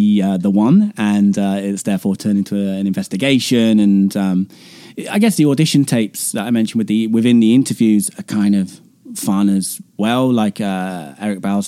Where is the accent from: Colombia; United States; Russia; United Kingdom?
United Kingdom; England; I'm not Scottish, to be specific, I'm English